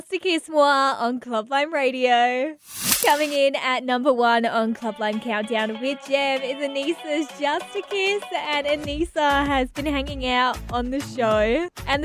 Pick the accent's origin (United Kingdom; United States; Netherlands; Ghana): United Kingdom; England; now in Australia; I'm from England originally.